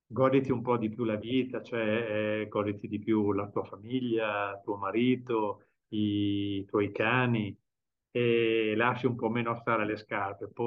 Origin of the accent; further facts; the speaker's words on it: Bologna, Emilia-Romagna, Italy; Fabio è catanese e io sono bolognese, quindi facciamo questi viaggi da Catania ad Alicante in macchina.